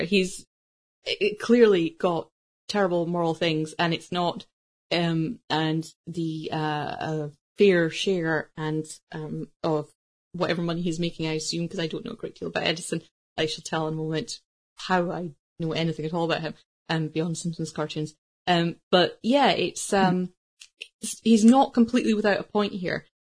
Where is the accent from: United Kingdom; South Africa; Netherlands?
United Kingdom; as a British person